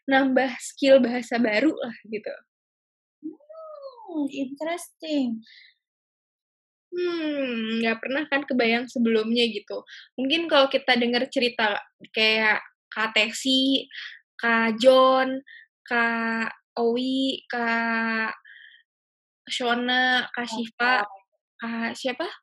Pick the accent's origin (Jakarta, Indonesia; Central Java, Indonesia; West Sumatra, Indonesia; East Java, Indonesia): Jakarta, Indonesia; Contoh nih, aku kan orang Jakarta.